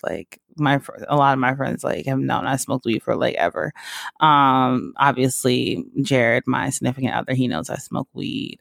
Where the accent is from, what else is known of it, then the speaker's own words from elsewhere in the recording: Georgia, United States; also born or lived in Mississippi; now in West Hollywood, United States; I grew up in Georgia